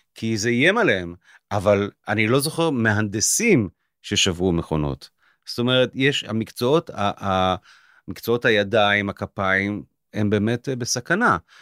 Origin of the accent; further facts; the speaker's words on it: Israel; אני יותר ישראלי, כך הרגשתי כל החיים